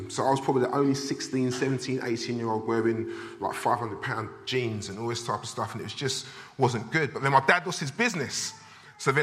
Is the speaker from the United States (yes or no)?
no; London, United Kingdom; I was brought up in Southeast London, in a place called Blackheath, which is between Greenwich and Lewisham Borough